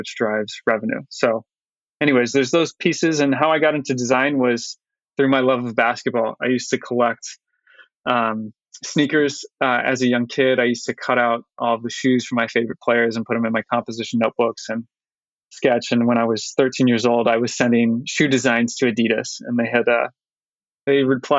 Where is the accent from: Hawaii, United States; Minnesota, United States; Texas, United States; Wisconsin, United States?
Hawaii, United States; I'm very blessed to have been born and raised in Hawaii, particularly on the islands of Maui and Oahu